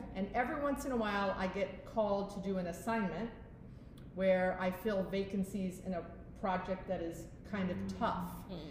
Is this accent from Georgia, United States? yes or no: no; Fort Lauderdale, Florida, United States; I'm from Fort Lauderdale.